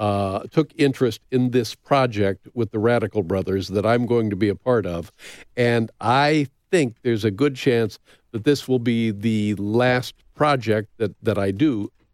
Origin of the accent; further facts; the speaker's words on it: Indiana, United States; moved away as an adult; also born or lived in California; I'm the dope from Indiana